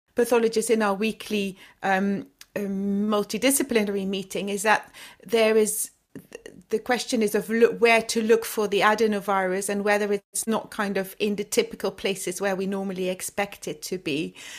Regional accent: Flemish-speaking part of Belgium, Flanders, Belgium; moved away as an adult; also born or lived in Leuven, Belgium / Brussels, Belgium; now in London, United Kingdom; I'm from the Flemish speaking part of, of Belgium

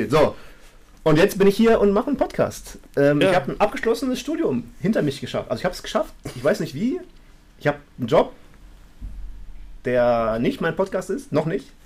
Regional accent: North Rhine-Westphalia, Germany; Und ich komme aus dem Rand des Ruhrgebiets, quasi letzte Festung gegenüber dem Sauerland. Ähm, da bin ich aufgewachsen.

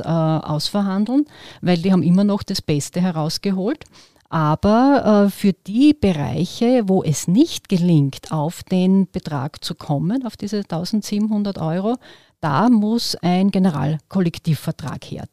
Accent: Western Styria, Austria; Ich komme aus der Weststeiermark

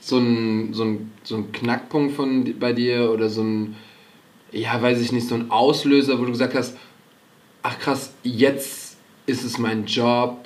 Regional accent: Cologne, North Rhine-Westphalia, Germany; wir sind natürlich als Kölner

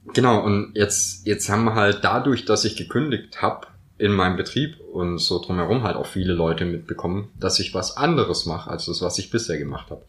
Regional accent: Swabia, Baden-Württemberg, Germany; moved away; also born or lived in Northern Germany; als Schwabe ist mir natürlich auch das Gell in die Wiege gelegt

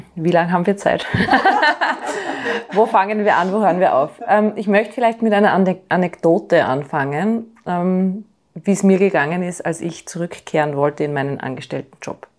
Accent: Austria; bei uns in Österreich

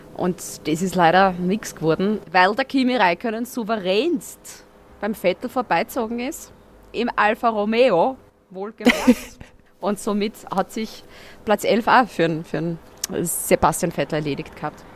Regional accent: Austria; also born or lived in near the Red Bull Ring, Styria; als Österreicher

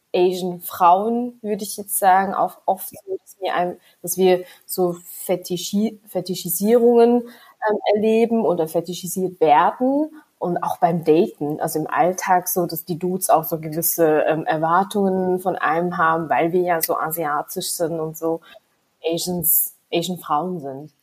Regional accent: Switzerland; Ich bin, wie gesagt, in der Schweiz geboren, aufgewachsen

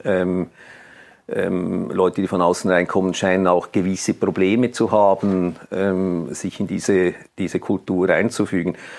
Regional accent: Switzerland; bei uns in der Schweiz

